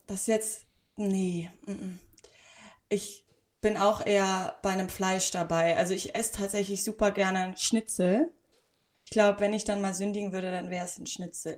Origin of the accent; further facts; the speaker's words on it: Hamburg, Germany; ich bin ja Hamburgerin